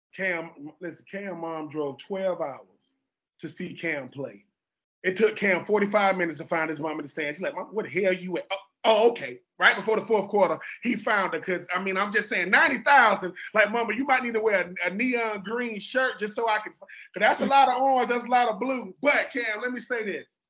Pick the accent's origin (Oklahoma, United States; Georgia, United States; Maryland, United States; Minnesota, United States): Georgia, United States; I'm from Georgia